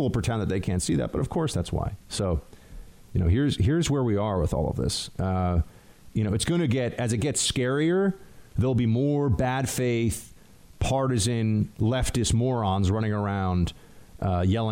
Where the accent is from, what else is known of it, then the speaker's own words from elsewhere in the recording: New York, United States; I'm from New York. It's how we talk.